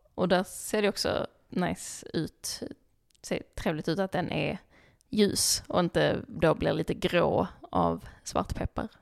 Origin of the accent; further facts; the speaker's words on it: Skåne, Sweden; jag är skåning